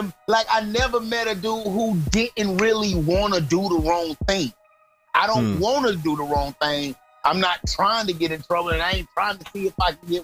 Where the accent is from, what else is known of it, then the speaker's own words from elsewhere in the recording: Florida, United States; also born or lived in Cambridge, Maryland / Virginia; Pretty much Florida is really where I grew up